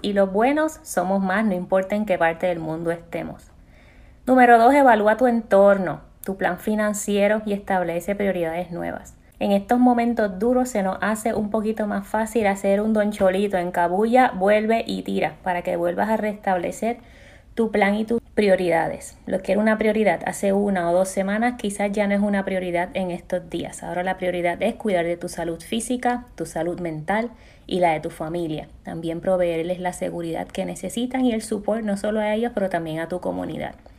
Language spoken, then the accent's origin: Spanish; Puerto Rico; como pueblo puertorriqueño